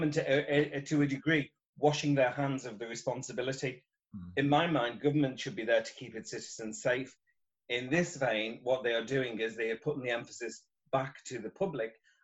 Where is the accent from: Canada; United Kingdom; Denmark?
United Kingdom; Liverpool, North West England; I'm from Liverpool in England